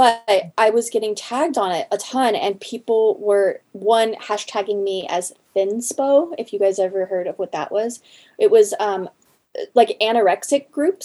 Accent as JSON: {"language": "English", "area": "the Northwest", "region": "Pacific Northwest", "country": "United States", "moved": "yes", "said": "I come from the Northwest, which is Sasquatch country."}